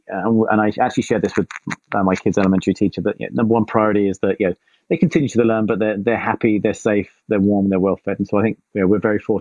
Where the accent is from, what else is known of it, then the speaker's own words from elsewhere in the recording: England, United Kingdom; moved away as an adult; now in East Bay, California, United States; I'm originally from England. I now live in the East Bay in California.